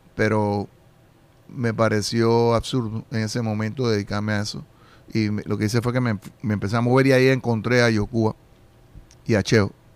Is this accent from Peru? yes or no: no; Panama